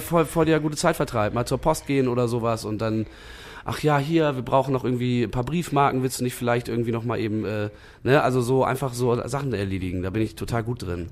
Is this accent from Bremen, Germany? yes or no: yes; Bremen, Germany; Ich komme aber eigentlich ursprünglich aus Bremen-Nord.